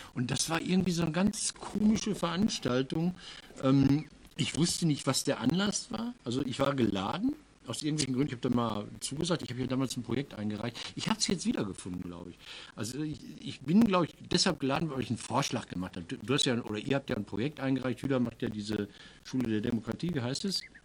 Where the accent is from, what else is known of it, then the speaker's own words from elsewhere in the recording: Marl, North Rhine-Westphalia, Germany; aus meiner Heimatstadt Marl